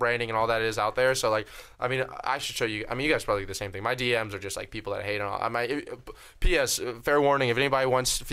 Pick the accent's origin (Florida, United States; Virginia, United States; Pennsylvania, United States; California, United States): Florida, United States; moved away; back in my hometown of Florida